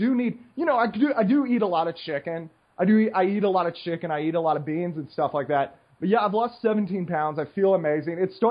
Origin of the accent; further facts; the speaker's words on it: United States; now in Costa Rica; I'm American